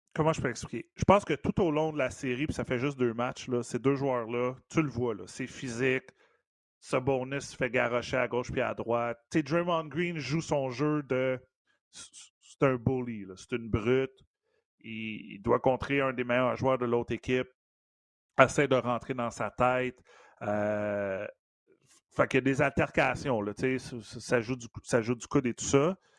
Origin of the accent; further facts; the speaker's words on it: Montreal, Quebec, Canada; dans ma cour d'école à côté de chez nous à Verdun